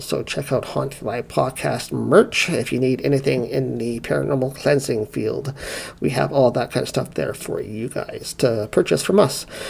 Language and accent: English; South Carolina, United States; I grew up in the Bible Belt in South Carolina